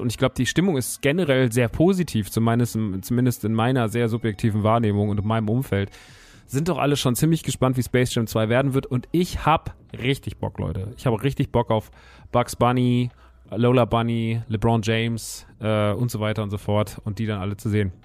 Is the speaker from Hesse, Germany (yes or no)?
yes; Rodgau, Hesse, Germany; Ich bin da groß geworden, ich mag die Stadt sehr. Es ist tatsächlich meine Heimat, Rottgau-Jügesheim